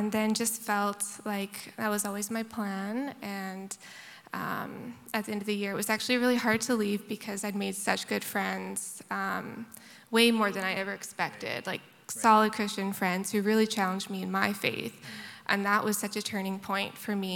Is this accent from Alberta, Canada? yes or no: no; Abbotsford, British Columbia, Canada; also born or lived in Prince Edward Island; now in Victoria, Canada; I grew up in Abbotsford, BC, Bible Belt.